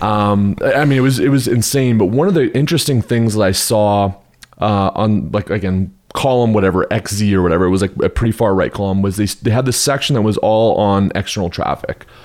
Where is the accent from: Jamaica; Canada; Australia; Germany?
Canada; also born or lived in Houston, Texas, United States; now in Park City, United States; I'm originally from Canada. I spent fourteen years in Texas, the flatlands, the concrete jungle of, of Houston, Texas